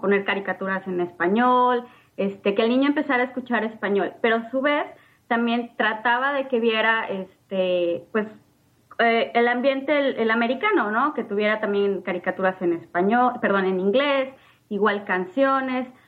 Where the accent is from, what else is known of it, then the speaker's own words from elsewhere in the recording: Mexico; first language Spanish; moved away as an adult; now in United States; soy una madre mexicana con un hijo de tres años